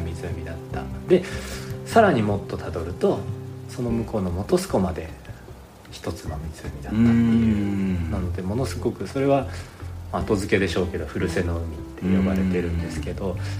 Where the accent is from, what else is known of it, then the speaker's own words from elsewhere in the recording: Ishikawa, Japan; moved away as an adult; now in Yamanashi, Japan; 出身はね石川県です